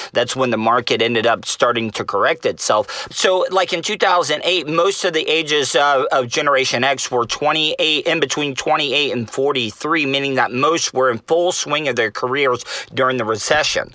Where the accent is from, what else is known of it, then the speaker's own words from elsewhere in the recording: United States; it's ingrained in us to travel and, and roam as American citizens.